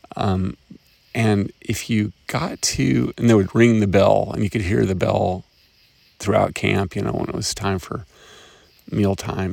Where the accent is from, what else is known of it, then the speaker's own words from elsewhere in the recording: Chattanooga, Tennessee, United States; my hometown of Chattanooga, Tennessee